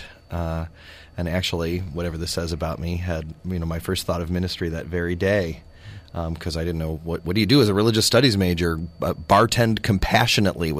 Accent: Lakewood, Ohio, United States; I grew up in the United Church of Christ Congregational Church that was in Lakewood, Ohio

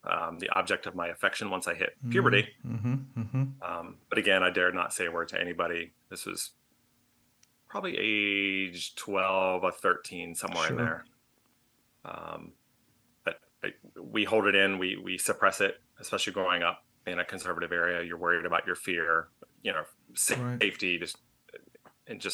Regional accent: suburbs of Richmond, Virginia, United States; We moved to the suburbs of Richmond, Virginia.

